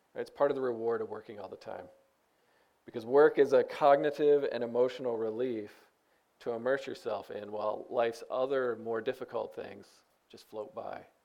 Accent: United States; I'm an American

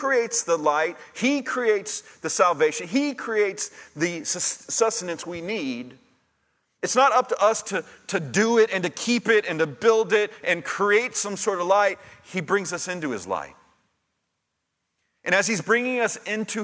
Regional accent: Sugar Land, Texas, United States; now in Brenham, United States; I grew up in Sugar Land

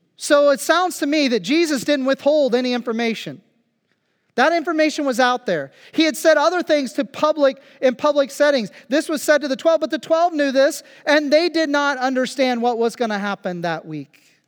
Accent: Phillipsburg, Kansas, United States; moved away as an adult; now in Germany; my hometown, Phillipsburg, Kansas

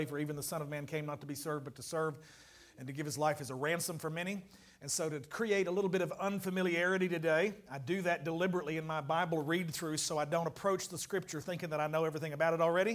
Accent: United States; I'm completely American

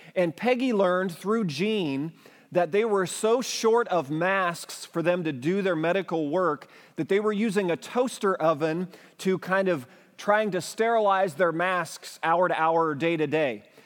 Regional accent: United States; as an English-speaking American

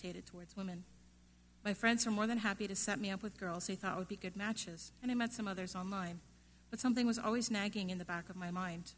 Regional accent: Canada; I was born and raised in Canada

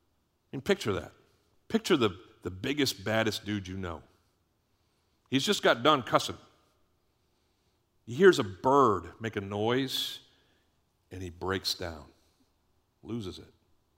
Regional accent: Boston, Massachusetts, United States; where I grew up in Boston, my name was …, because there's no R's in Boston

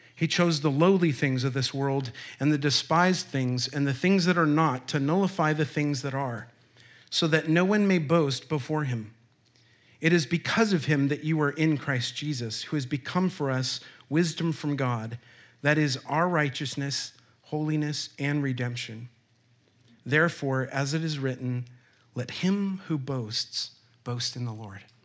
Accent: Olympia, Washington, United States; I was born in Olympia, Washington

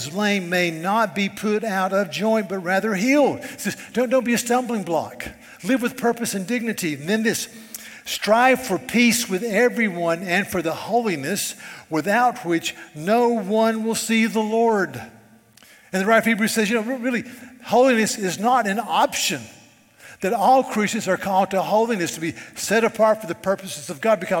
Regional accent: Charleston, South Carolina, United States; I'm from Charleston, South Carolina

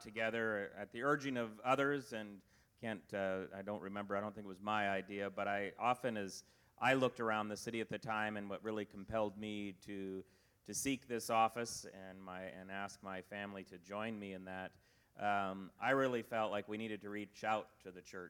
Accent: Spokane, Washington, United States; moved away as an adult; I was born and raised here.

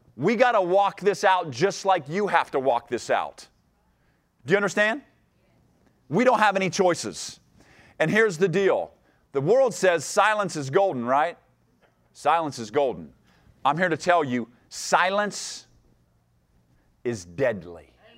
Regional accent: Ohio, United States; moved away; I grew up in Ohio, and, and my mom and dad are still there

